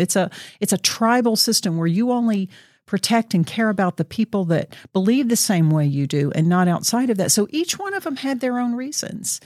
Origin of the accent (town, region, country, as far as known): Southeast United States, United States; born or raised there; now in Oregon, United States